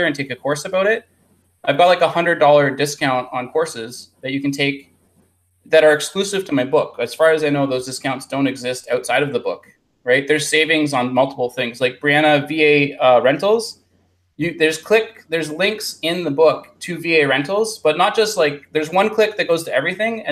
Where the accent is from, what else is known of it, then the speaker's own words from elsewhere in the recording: Canada; I'm from Canada